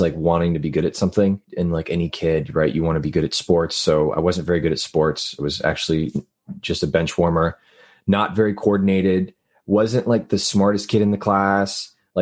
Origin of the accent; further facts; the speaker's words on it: Laredo, Texas, United States; now in Los Angeles, United States; I'm from the Texas-Mexico border, a little city called Laredo, which is right on, like when I say on the border, I mean like I can look outside and see Mexico from my house